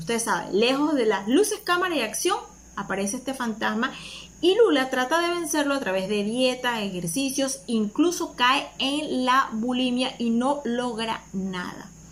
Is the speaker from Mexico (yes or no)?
no; Panama